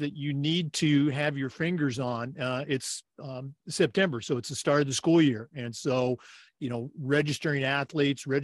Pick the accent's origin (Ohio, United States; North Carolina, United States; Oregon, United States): Oregon, United States; moved away; Oregon's my home state.